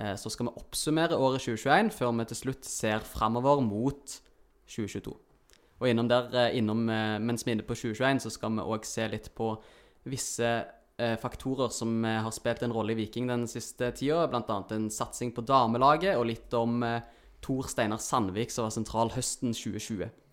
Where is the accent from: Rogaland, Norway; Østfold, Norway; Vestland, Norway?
Rogaland, Norway; Stavanger; vi er siddiser.